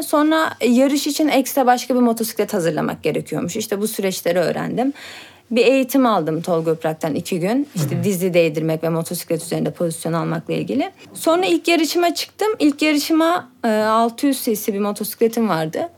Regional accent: Turkey; ben burada doğdum

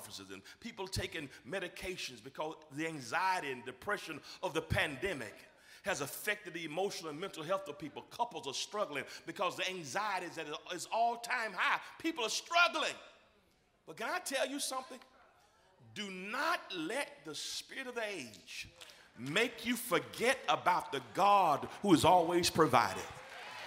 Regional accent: Georgia, United States; I'm from Georgia.

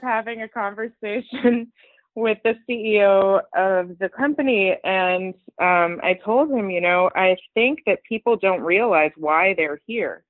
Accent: Los Angeles, California, United States; also born or lived in Iran / East Coast, United States; I've been in LA since I was six years old

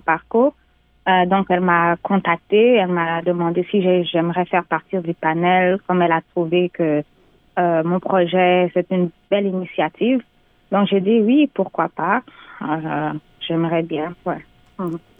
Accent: Canada; née au Canada d'origine guinéenne

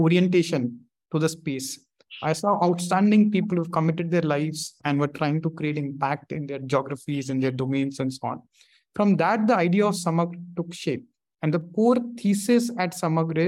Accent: Delhi, India; growing up in Delhi

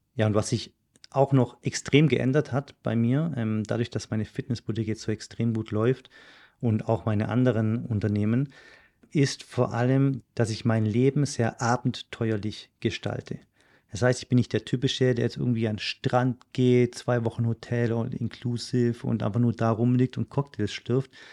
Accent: Germany; moved away; also born or lived in Switzerland

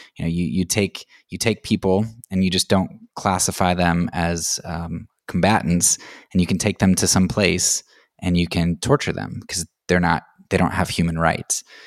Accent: United States; as an American

